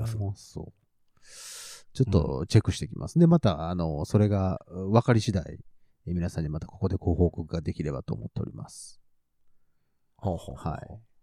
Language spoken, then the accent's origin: Japanese; Nagoya, Aichi, Japan; 地元は名古屋なので